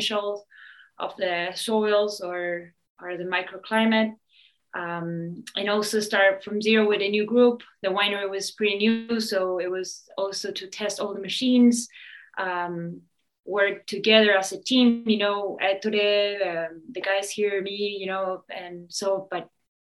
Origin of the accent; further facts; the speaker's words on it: Argentina; moved away as an adult; also born or lived in Switzerland; now in California, United States; I'm originally from Argentina. I grew up there.